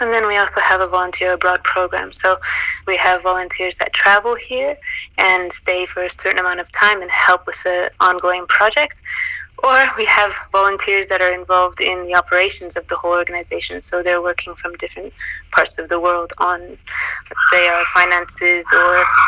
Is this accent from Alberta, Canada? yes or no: yes; Calgary, Alberta, Canada; moved away as an adult; also born or lived in Toronto / Zanzibar; I was born and raised in Calgary